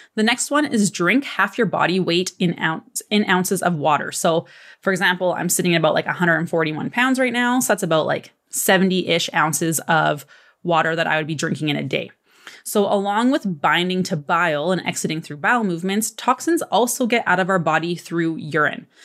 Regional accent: Canada; I'm Canadian

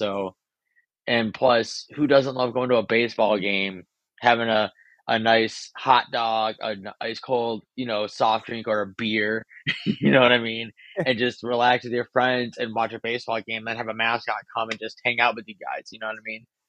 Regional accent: Chicago, Illinois, United States; Growing up in Chicago Cubs, been literally diehard fan since day one.

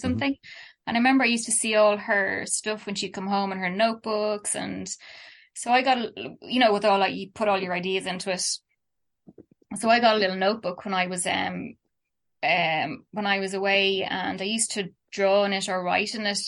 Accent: Dublin, Leinster, Ireland; also born or lived in Kilkenny / Kerry; I was born in Dublin and lived here

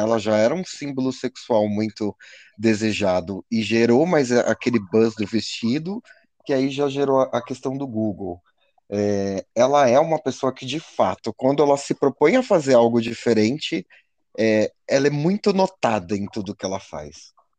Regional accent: Brazil; como brasileiro

